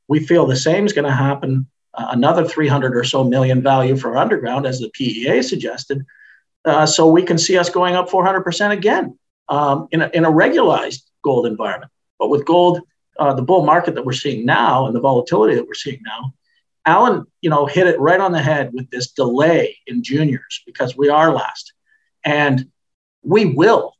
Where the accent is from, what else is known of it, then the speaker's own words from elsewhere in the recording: Canada; I'm Canadian.